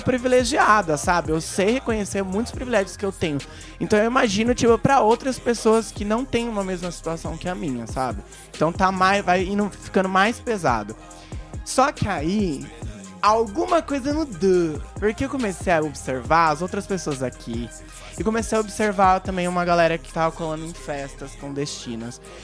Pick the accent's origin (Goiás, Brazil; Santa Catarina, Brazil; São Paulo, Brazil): São Paulo, Brazil; Hortolândia; now in Americana, Brazil; eu sou de Hortolândia